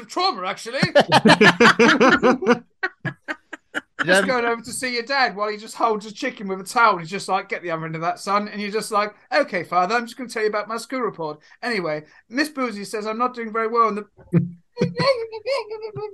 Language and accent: English; England, United Kingdom; I'm English